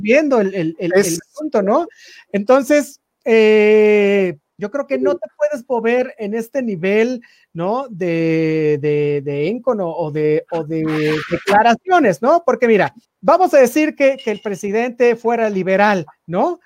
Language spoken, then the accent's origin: Spanish; Mexico; nosotros como mexicanos